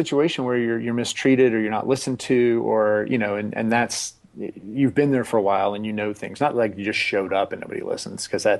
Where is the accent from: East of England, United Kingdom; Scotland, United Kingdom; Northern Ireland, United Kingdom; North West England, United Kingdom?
Scotland, United Kingdom; Okay. Hey, that's racist. I'm Scottish.